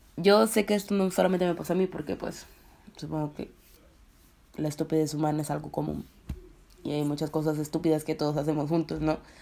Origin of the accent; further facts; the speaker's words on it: Colombia; now in Russia; Vivo en Rusia, soy colombiana